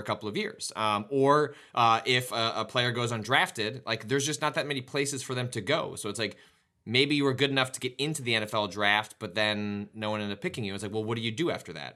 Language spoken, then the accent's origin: English; Chicago, Illinois, United States; my hometown